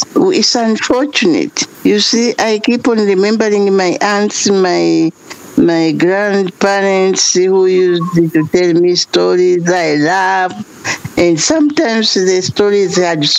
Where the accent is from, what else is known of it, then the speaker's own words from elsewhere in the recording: Tanzania; from Tanzania